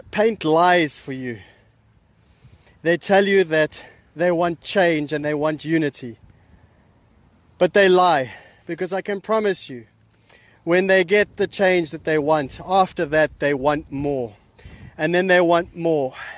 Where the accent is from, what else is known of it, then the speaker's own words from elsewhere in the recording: South Africa; I come from South Africa, which is a communist country